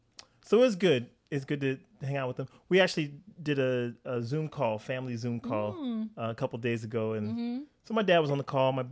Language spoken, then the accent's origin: English; California, United States; also born or lived in Wichita, Kansas; So I was born in Northern California.